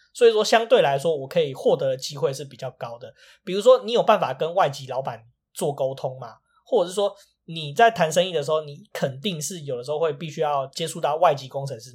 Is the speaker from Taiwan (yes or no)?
yes; Taiwan; 所以说也不方便我们台湾人去多 讲一些什么或什么的